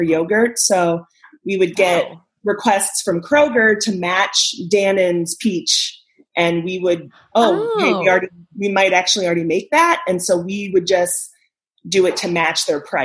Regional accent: Chicago area, Illinois, United States; now in Milwaukee, United States; I actually grew up off Cuba Road, about 2 miles from the White Cemetery.

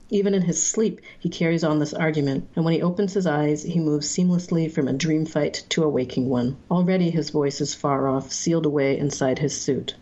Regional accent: Singapore; moved away as an adult; now in Canada; i'm also mixed race and i grew up in singapore i'm chinese and i'm white white. And when I was growing up in Singapore, everyone thought I was white. And then I moved to Canada as an adult

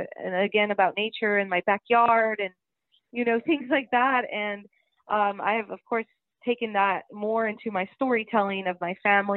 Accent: San Benito, Texas, United States; my hometown, San Benito

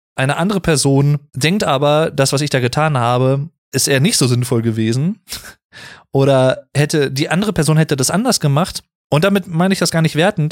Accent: Sauerland, North Rhine-Westphalia, Germany; Ich komme ja aus dem Sauerland, ich bin gebürtiger Sauerländer

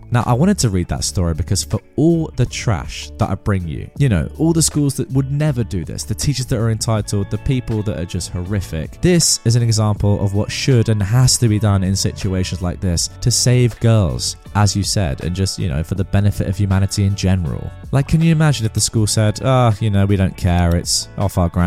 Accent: India; I am from India, and girls are still afraid to tell others about being harassed because of shame and society.

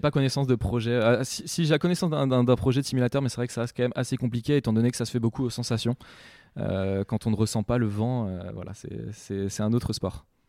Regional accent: Saint-Malo, Brittany, France; j'habite dans la baie du Mont-Saint-Michel, euh, donc depuis, c'est une chance d'habiter d'habiter là-bas depuis bah, depuis tout petit. je suis né à Saint-Malo

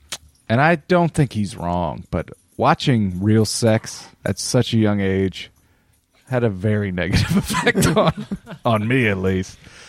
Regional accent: New York, United States; I'm from New York. Okay. Capiche.

